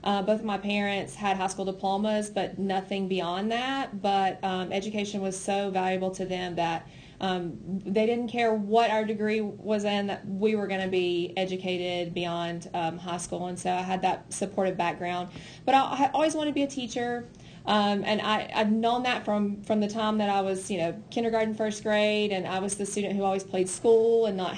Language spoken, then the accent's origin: English; Robbinsville, North Carolina, United States; moved away as an adult; So I am not from Haywood County. I grew up in Robbinsville, which is, of course, a smaller district west of here. And I attended Robbinsville High School.